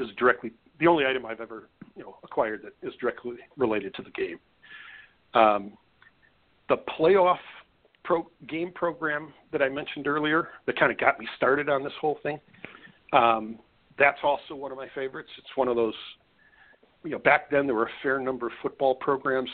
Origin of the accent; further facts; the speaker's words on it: Wisconsin, United States; I grew up in Wisconsin